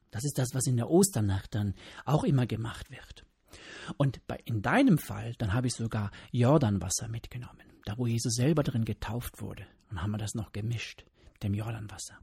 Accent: Germany; hier bei uns in Deutschland

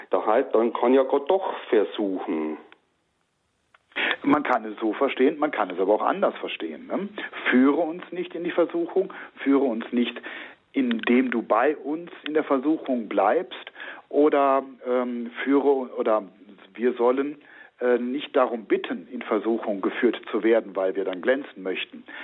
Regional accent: North/West Germany, Germany; denn ich komme ja auch aus Nord- bzw. Westdeutschland. Uns ist der Gruß auch nicht geläufig.

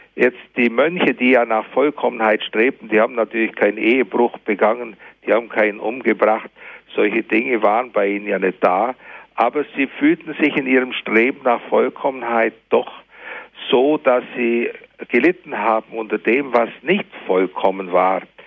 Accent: Germany; bei uns in Deutschland

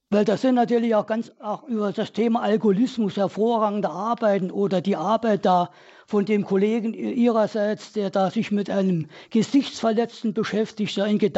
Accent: Saarland, Germany; also born or lived in Reutlingen/Tübingen area; now in Tübingen, Germany; Ich komme ursprünglich aus dem Saarland, lebe seit äh, 1982 hier im Raum Reutlingen, Tübingen

